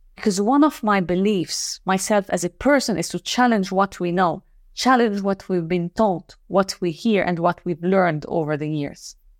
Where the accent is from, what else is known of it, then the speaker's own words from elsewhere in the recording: Lebanon; moved away; maybe I'm from Lebanon as well.